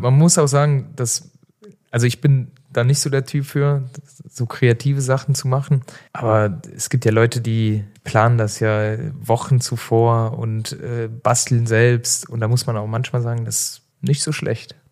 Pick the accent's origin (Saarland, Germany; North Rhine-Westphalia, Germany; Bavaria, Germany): Saarland, Germany; now in Cologne, Germany; bei uns im Saarland